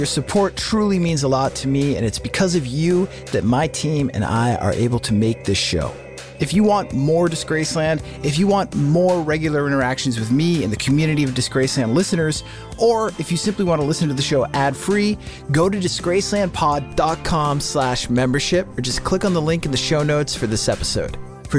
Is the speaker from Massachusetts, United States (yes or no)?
yes; Boston, Massachusetts, United States; I am from Boston, the Boston area